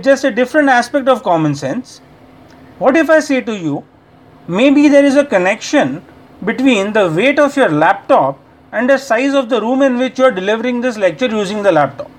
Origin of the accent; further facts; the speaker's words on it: India; from India